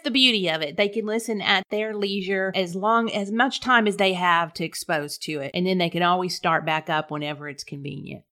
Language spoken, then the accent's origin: English; Corpus Christi, Texas, United States; accent: South Texas twang; also born or lived in North Carolina; I was born and raised in Corpus Christi, a native Texan.